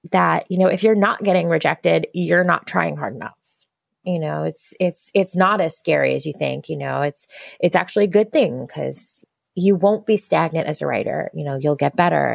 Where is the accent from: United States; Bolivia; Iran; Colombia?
United States; I grew up right outside of New York City. So the city was my backyard for my whole life